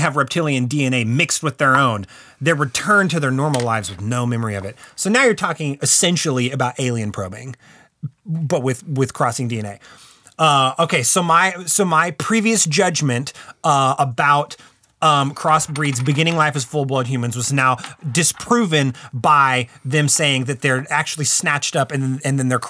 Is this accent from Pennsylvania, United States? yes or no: no; Texas, United States; I'm from Texas